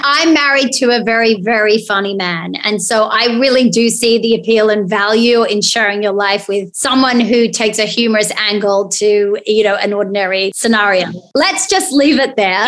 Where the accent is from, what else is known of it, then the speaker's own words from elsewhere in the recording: Australia; as an Aussie